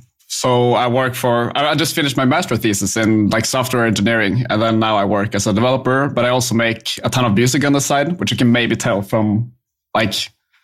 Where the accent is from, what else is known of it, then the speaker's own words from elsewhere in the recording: Bergen, Vestland, Norway; I'm from Bergen in Norway. So the far western part of the country.